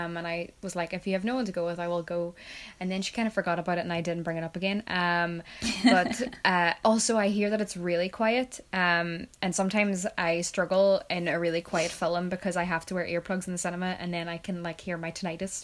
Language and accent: English; Ireland; I'm Irish